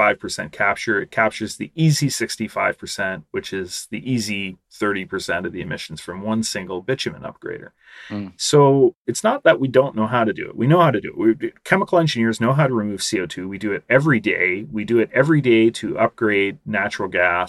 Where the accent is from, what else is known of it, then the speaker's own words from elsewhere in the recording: Canada; my home country, Canada.